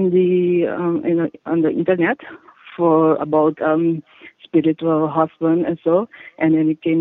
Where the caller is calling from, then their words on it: Curaçao; I'm calling from Curacao.